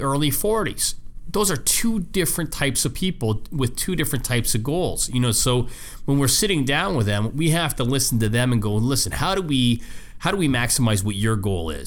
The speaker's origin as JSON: {"language": "English", "country": "Canada", "moved": "yes", "said": "I'm from Canada originally"}